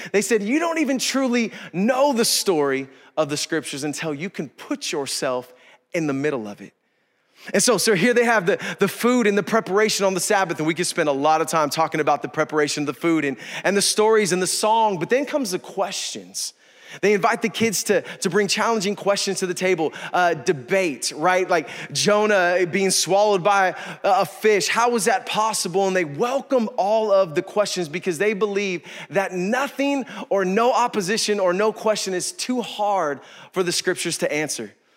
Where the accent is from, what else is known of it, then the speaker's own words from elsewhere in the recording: East Bay, California, United States; I grew up in the East Bay